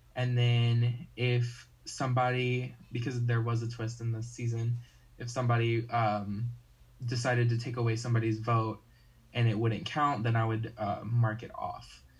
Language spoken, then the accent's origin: English; North Carolina, United States; I'm from North Carolina